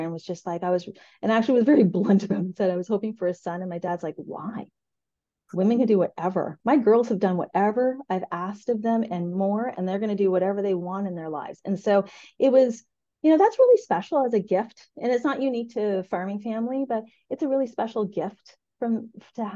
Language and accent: English; rural Eastern Ontario, Canada; we grew up in rural Ontario. They had a beef cattle farm.